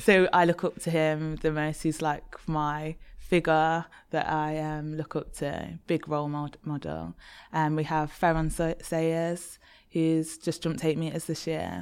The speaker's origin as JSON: {"language": "English", "town": "Leicester", "region": "East Midlands", "country": "United Kingdom", "also_born_or_lived": "Birmingham", "moved": "as an adult", "said": "I'm from Leicester"}